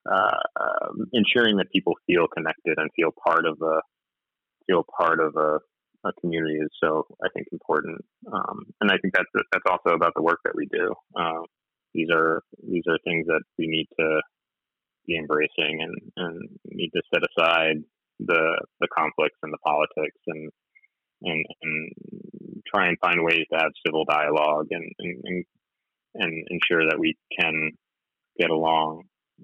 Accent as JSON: {"language": "English", "region": "New Jersey", "country": "United States", "tie": "born or raised there", "said": "Growing up in New Jersey, I had cousins who weren't like blood cousins"}